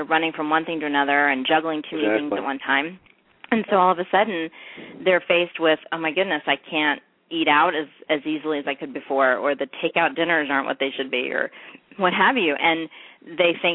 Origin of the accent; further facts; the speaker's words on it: North Carolina, United States; we're both from North Carolina